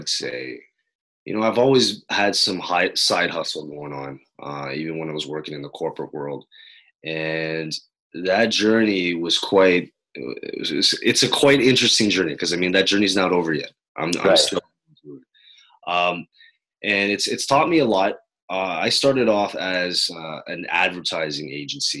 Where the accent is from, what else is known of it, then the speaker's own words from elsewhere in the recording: Quebec, Canada; I was born here in Canada, right, on the French side